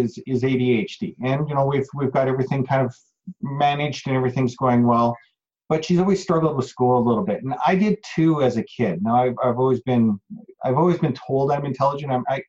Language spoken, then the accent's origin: English; Calgary, Alberta, Canada; also born or lived in High River; this is the first movie that I've done in my hometown.